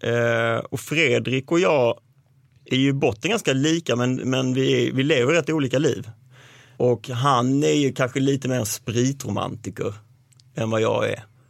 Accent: Malmö, Skåne, Sweden; jag är uppvuxen i Malmö, utanför Malmö

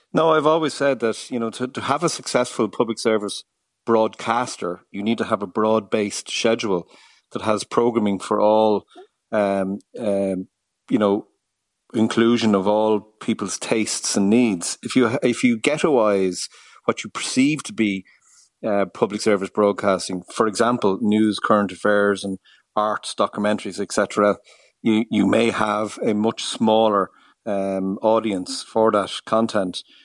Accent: Ireland; we as an Irish, uh, people

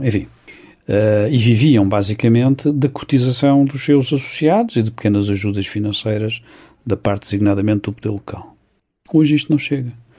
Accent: Santarém, Santarém District, Portugal; Sou de Santarém

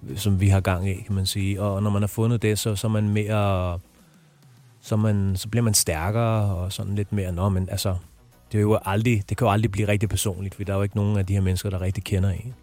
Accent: Brøndby Strand, Capital Region of Denmark, Denmark; jeg er vokset op i Brøndby Strand

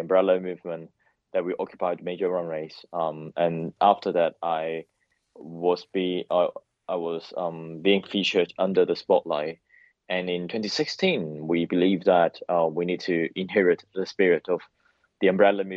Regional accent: Hong Kong; moved away as an adult; now in London, United Kingdom; I'm a democratic activist from Hong Kong.

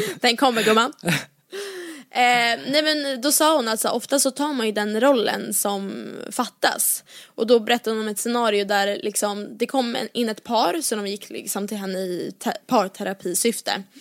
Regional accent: Åkersberga, Stockholm County, Sweden; från Åkersberga där jag är uppvuxen

